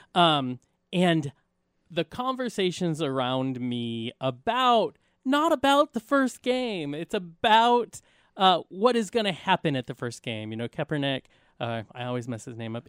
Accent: United States; as Americans

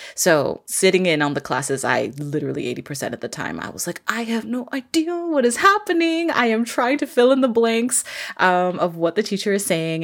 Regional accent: Vancouver, British Columbia, Canada; I'm originally from Vancouver, B C

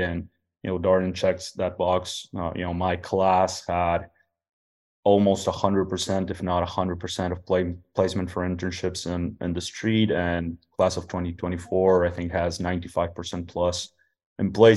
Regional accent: Uruguay; also born or lived in Mexico City, Mexico; now in United States; I'm originally from Uruguay, South America

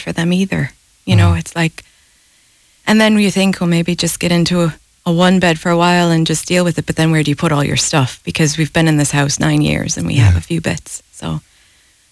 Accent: United States; moved away as an adult; now in Galway, Ireland; both of us being American

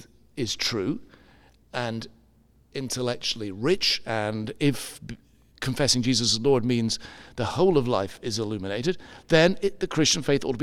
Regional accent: Edinburgh, Scotland, United Kingdom; born there; In Scottish, that's right. I was born up in Scotland, in Edinburgh, or just outside to begin with.

